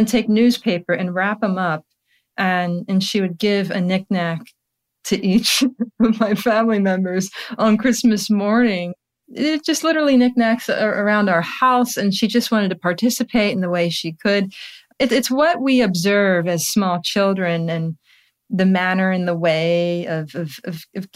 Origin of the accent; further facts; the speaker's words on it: Charlotte, North Carolina, United States; moved away; also born or lived in Baltimore; We're both from Charlotte, and I'm going back next week